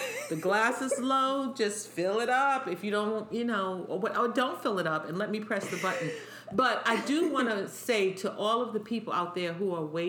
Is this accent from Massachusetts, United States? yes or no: no; New York City, New York, United States; accent: New York; I was born and raised in New York